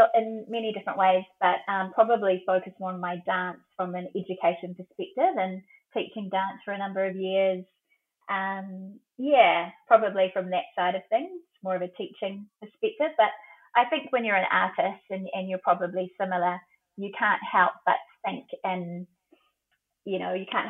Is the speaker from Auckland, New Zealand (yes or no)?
yes; Papakura, Auckland, New Zealand; also born or lived in Rotorua, Bay of Plenty / Hobsonville Point, Auckland; I was born in the Bay of Plenty in Rotorua, but grew up in Papakura